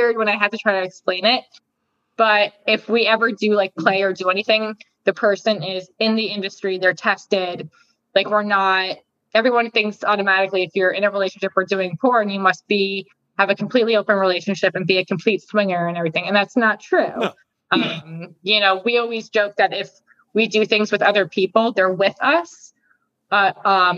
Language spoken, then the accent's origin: English; New Jersey, United States; moved away; also born or lived in Arizona; I'm from Jersey.